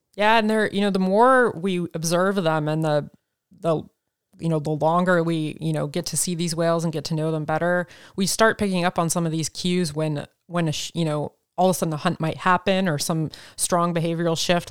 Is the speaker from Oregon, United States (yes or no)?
yes; Oregon, United States; growing up in Oregon